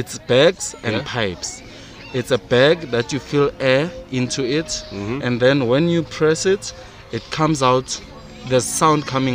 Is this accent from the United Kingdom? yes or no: no; Soweto, Gauteng, South Africa; growing up at Soweto